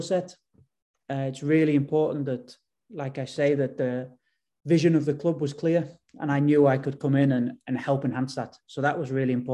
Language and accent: English; England, United Kingdom; moved away as an adult; now in Bodø, Norway; growing up in England, being in England sort of my whole life